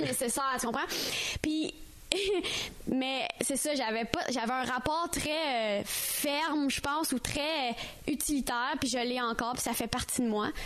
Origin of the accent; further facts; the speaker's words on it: Ontario, Canada; moved away as an adult; now in Montreal, Canada; je suis ontarienne, mais maintenant, je suis québécoise, puis c'est ça que je suis